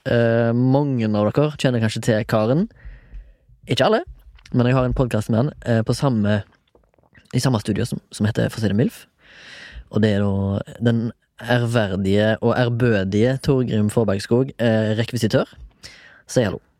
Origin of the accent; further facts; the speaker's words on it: Haugesund, Rogaland, Norway; now in Oslo, Norway; Jeg er 34 år. Jeg er fra Haugesund.